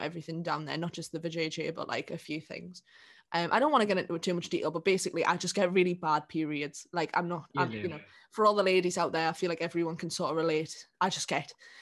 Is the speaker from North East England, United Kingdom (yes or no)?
yes; South Shields, North East England, United Kingdom; now in Sunderland, United Kingdom; I'm from here. So I don't know, well, I'm from Shields.